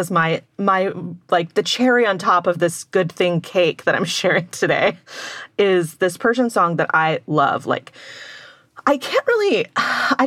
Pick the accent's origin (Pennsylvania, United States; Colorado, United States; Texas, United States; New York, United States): Texas, United States; my hometown in Texas